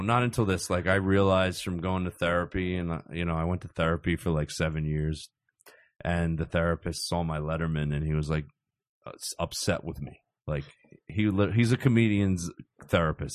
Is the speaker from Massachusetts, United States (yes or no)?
no; Cherry Hill, New Jersey, United States; I grew up in South Jersey